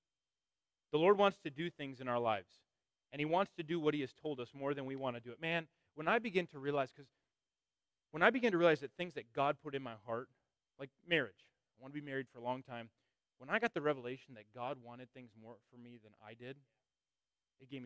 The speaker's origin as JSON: {"language": "English", "region": "Northern Illinois", "country": "United States", "said": "we're from Northern Illinois"}